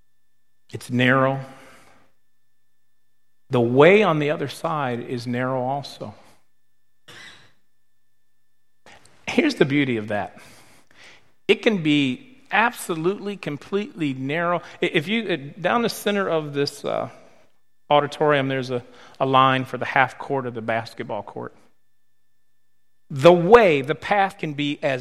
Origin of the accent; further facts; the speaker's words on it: Michigan, United States; moved away; But I'm from Michigan.